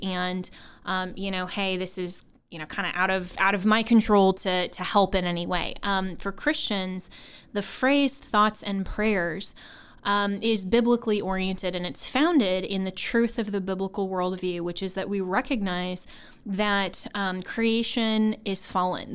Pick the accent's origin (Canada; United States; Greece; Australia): United States; Longmont, Colorado; I'm from Colorado. Um, that's my hometown. Um, I grew up in Longmont, Colorado, which is actually in Boulder County